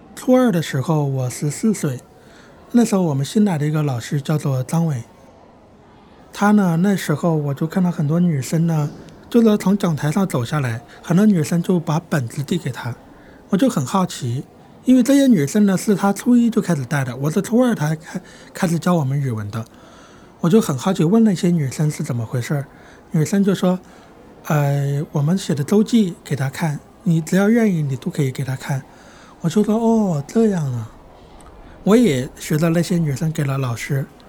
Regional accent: Wuxue, Hubei, China; 我家是住在江边儿，我家对面的是江西瑞塘，所以我爸爸妈妈呢，九岁的时候是去瑞塘那边种地的。 而我呢是留在老家读书。他们是托付我爷爷来照顾我，但我爷爷年龄那时候有七八十岁了吧，挺大的。我几乎是一个人长大的

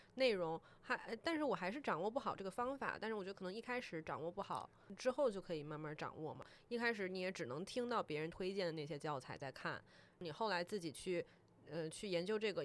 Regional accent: Taiwan; moved away; 我是一个台湾人

